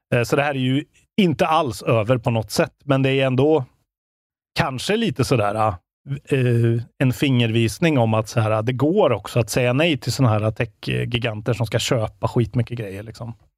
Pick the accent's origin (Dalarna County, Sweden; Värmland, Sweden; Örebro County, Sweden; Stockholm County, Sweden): Värmland, Sweden; moved away; Jag har ju varit hemma i Värmland nu